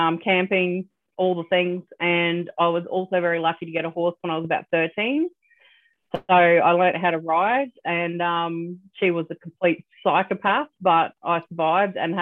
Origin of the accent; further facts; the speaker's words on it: Australia; I'm Australian